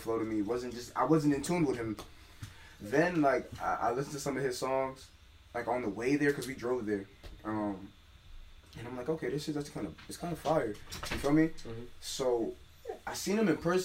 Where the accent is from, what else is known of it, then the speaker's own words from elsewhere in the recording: Hartford, Connecticut, United States; I'm giving more homage to Hartford. You know what I mean? Like, that's where I'm from